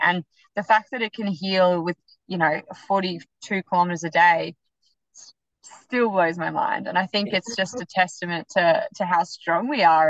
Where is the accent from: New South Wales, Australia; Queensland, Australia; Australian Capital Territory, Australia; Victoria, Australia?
Victoria, Australia; Melbourne; moved away; also born or lived in Gold Coast; I was living on the Gold Coast, but I'm traditionally from Melbourne